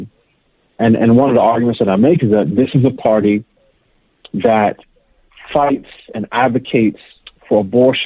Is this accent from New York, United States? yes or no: yes; New York City, New York, United States; moved away; also born or lived in Pittsburgh; I grew up in New York City. I actually went to college in Pittsburgh.